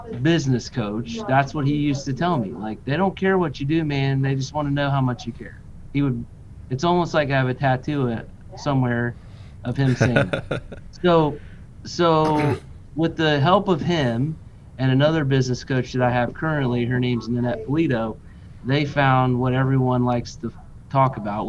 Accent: Cincinnati, Ohio, United States; it's where I grew up. It's my hometown.

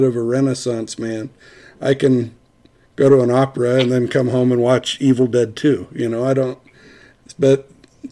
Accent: Wendover, United States; my education in Wendover that in some cases, Wendover was a pretty hard place to find a love of education

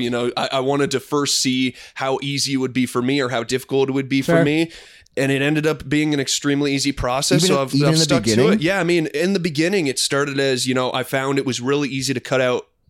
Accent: Midwest, United States; Growing up in the Midwest

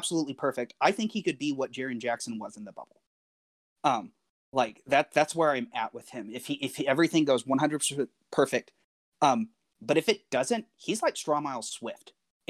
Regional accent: Nigeria; moved away; we grew up in Africa and we grew up in Nigeria

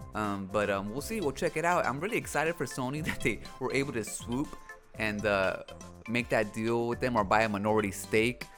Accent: United States; Hispanic-born American, um, because, like, even though I have a parent that was born in Mexico, I'm not Mexican

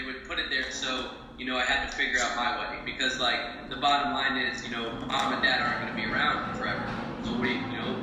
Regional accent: New Jersey, United States; moved away as an adult; now in Tampa, United States; I was born in New Jersey

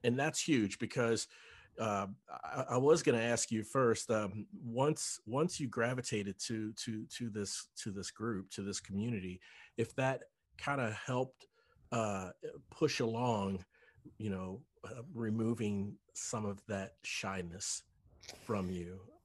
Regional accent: Cincinnati, Ohio, United States; moved away as an adult; also born or lived in North Dallas; now in Dallas, United States; I'm originally from Cincinnati

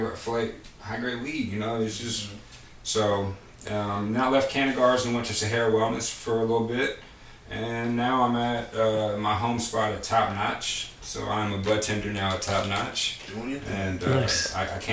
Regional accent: Memphis, Tennessee, United States; moved away as an adult; now in Las Vegas, United States; born and raised in Memphis, Tennessee

